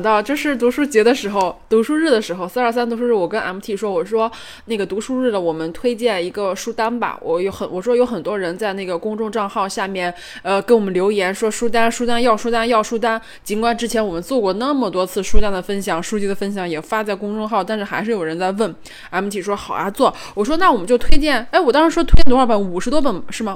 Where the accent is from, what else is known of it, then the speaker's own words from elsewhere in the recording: northern China, China; 我作为一个北方人，呃，北方偏北的城市的一个人